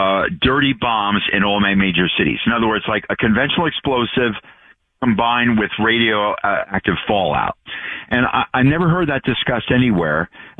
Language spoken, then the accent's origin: English; Great Neck, New York, United States; moved away; originally I'm from Great Neck, Long Island. I'm half Irish, half Italian, so I grew up very confused.